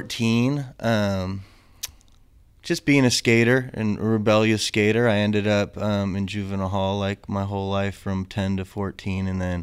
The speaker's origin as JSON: {"language": "English", "town": "San Jose", "region": "California", "country": "United States", "tie": "born or raised there", "also_born_or_lived": "Santa Cruz / San Francisco / Sacramento", "said": "I was born in Santa Cruz, actually, but we lived in San Francisco. Mm-hmm. And then when I was three, we moved to San Jose"}